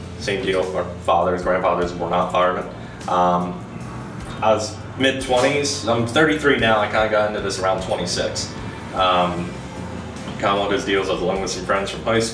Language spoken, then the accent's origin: English; Gloucester City, New Jersey, United States; Grew up, born and raised in Gloucester City